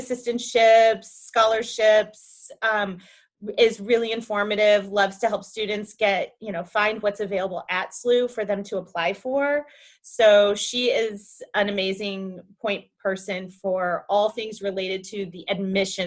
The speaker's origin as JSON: {"language": "English", "area": "outside of Chicago", "region": "Illinois", "country": "United States", "tie": "born or raised there", "moved": "yes", "lives_now": "St. Louis, United States", "said": "I grew up outside of Chicago"}